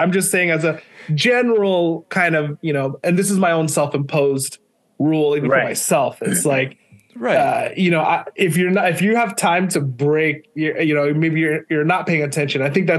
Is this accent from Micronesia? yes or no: yes; Micronesia; You know, I grew up in Micronesia. We didn't even have cable TV, but my dad had like the Star Wars VHSs.